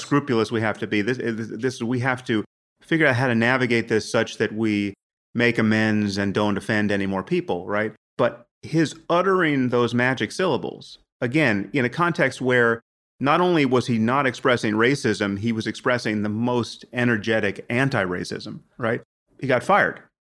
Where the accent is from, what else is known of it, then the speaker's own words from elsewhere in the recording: United States; I'm from America